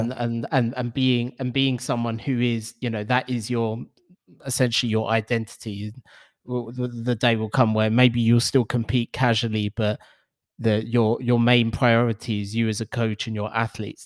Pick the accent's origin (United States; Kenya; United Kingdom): United Kingdom; London; growing up in London